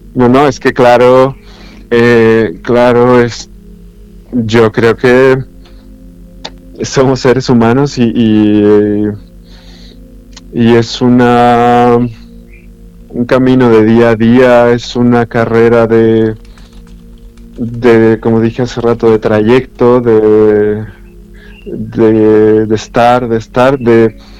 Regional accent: Mexico; soy mexicano

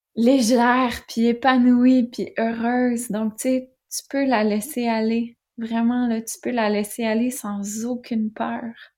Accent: Quebec, Canada; accent: Québécois; moved away as an adult; now in France; vous l'entendez peut-être à mon accent. Je suis québécoise

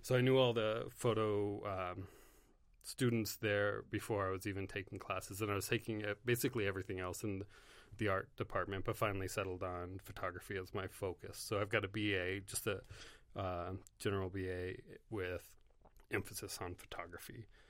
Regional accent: Carson City, Nevada, United States; also born or lived in Monterey, California; I grew up in Carson. I was born in Monterey

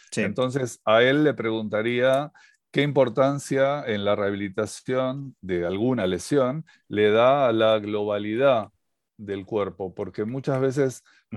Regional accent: Argentina; siendo en Argentina

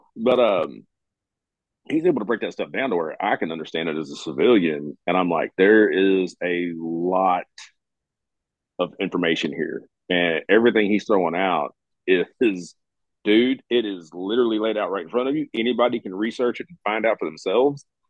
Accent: Kentucky, United States; moved away as an adult; I'm from Kentucky. I grew up in Kentucky, but I don't live there now

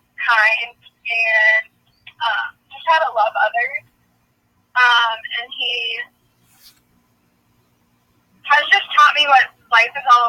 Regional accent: Columbus, Ohio, United States; I am from Columbus, Ohio

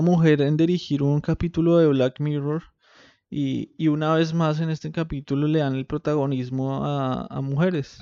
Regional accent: Bogotá, Colombia; now in Buenos Aires, Argentina; como bogotano que soy

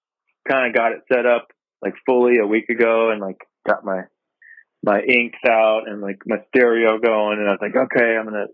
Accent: East Coast, United States; Just growing up on the East Coast

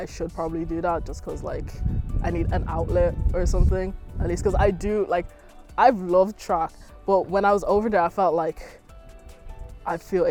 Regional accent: Ireland; accent: Irish; moved away; my Irish accent came out more

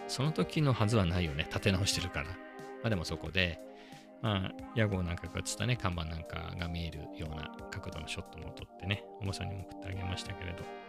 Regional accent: Ibaraki, Japan; moved away; 僕の田舎

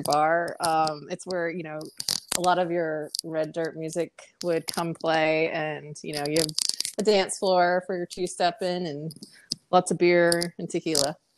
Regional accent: Pennsylvania, United States; moved away; also born or lived in Texas; I grew up in Pennsylvania

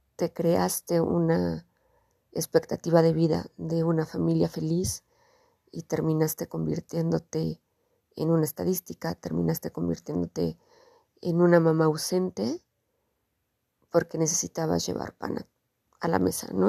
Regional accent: Mexico; nosotros como mexicanos

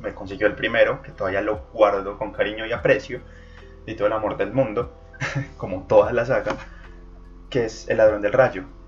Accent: Colombia; en Colombia, centrémonos en mi país, en mi región

